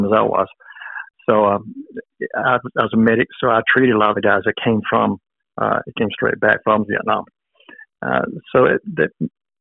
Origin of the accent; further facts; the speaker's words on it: Montgomery, Alabama, United States; now in Enterprise, United States; I grew up in Montgomery, which has Max 1 gunner, so I always had military neighbors around me there